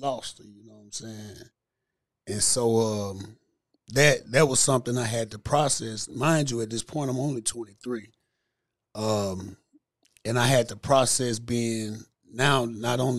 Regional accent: Cairo, Illinois, United States; moved away as an adult; now in Memphis, United States; I'm originally from Southern Illinois, man. I'm from Cairo, small town in Southern Illinois. That's why I grew up. Where most of my childhood was spent

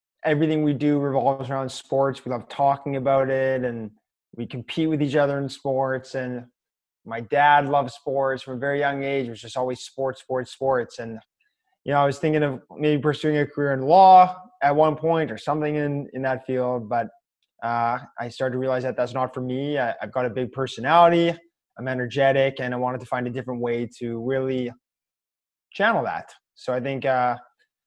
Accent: Winnipeg, Manitoba, Canada; I'm from Winnipeg.

